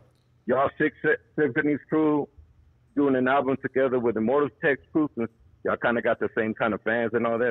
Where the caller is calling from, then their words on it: Texas, United States; I'm calling out from Texas, man.